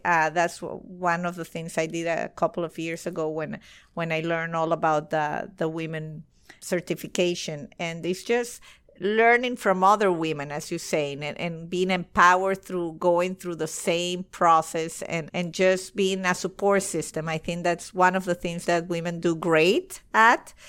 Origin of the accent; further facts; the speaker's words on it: Venezuela; moved away as an adult; now in United States; I'm from Venezuela and uh, in Caracas